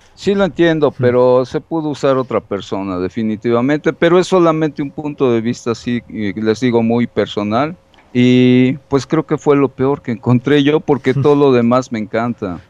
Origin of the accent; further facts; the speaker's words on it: Colombia; aquí en mi país, ustedes saben, en Colombia